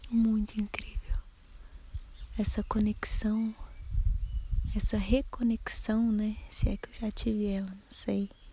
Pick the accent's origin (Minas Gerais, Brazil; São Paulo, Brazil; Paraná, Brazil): Minas Gerais, Brazil; accent: mineiro; o sotaque mineiro que a gente tem, né? Quase caipira